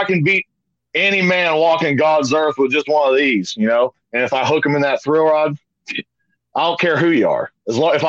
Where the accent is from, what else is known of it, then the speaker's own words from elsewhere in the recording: Blount County, Tennessee, United States; I'm from Blount County, Tennessee